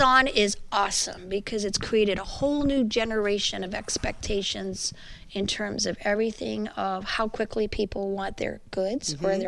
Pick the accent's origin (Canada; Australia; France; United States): Canada; Montreal, Quebec; I'm a Quebecois